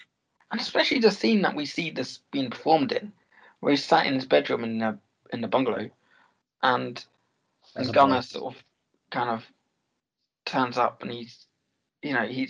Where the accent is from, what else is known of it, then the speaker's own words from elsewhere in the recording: United Kingdom; I am British.